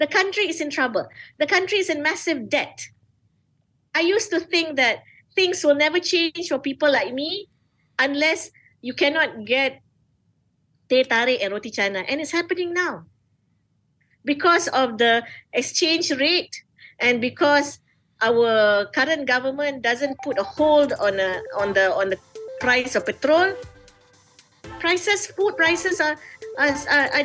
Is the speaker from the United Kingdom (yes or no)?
no; Malaysia; I am a Malaysian.